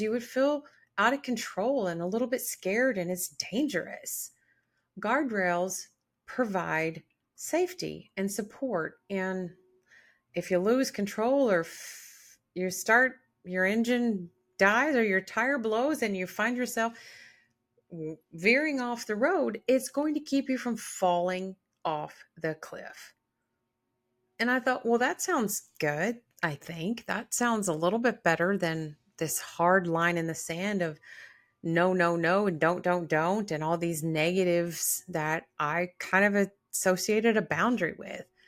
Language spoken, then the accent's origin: English; the South, United States; I was born in the South